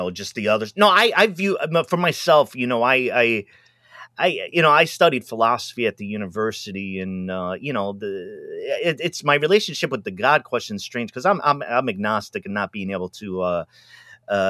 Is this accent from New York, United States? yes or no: no; Pawtucket, Rhode Island, United States; Catholic where I grew up in Pawtucket